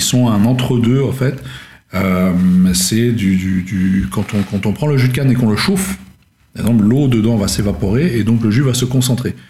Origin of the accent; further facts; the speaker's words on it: Luxembourg; je suis originaire du Luxembourg à la base